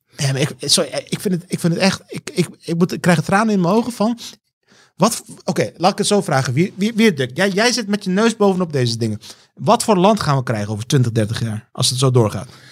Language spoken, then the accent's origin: Dutch; Rotterdam, South Holland, Netherlands; also born or lived in Heusden, North Brabant; ik kom uit Rotterdam